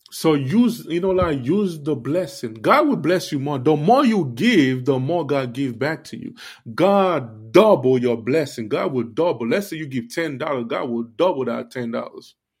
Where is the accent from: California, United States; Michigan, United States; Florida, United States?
Florida, United States; Miami; also born or lived in Haiti; I grew up in Miami, but I was born in Haiti